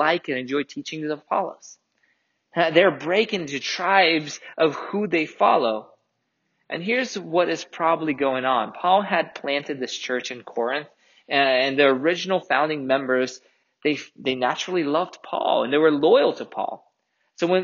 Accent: Russia; moved away; I grew up in Russia.

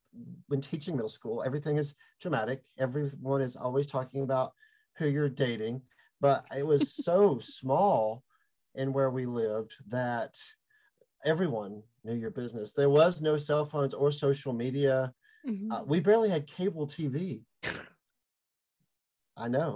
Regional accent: Meadow, Texas, United States; I am from a very small town called Meta, Texas

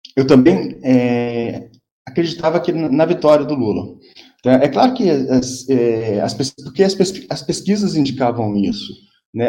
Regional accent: Rio de Janeiro, Brazil; moved away as an adult; eu, eu sou carioca

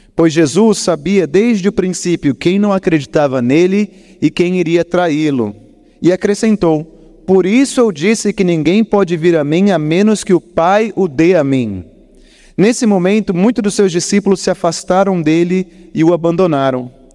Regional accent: Botucatu, São Paulo, Brazil; now in Curitiba, Brazil; eu estive na minha cidade natal, eu peguei o feriado de finados e fui rapidamente para Botucatu

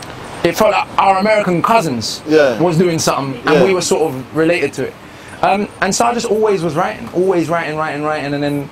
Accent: Jamaica; I saw it as part of the cultures of the black diaspora. Because every Jamaican's got cousins in New York.

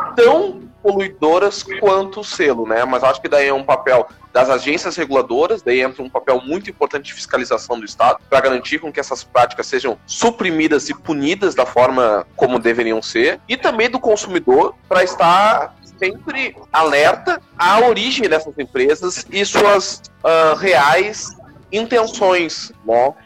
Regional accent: Porto Alegre, Rio Grande do Sul, Brazil; Sou de Porto Alegre

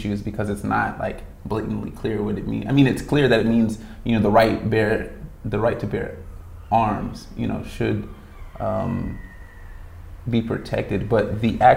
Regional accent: Las Vegas, Nevada, United States; born and raised in Vegas

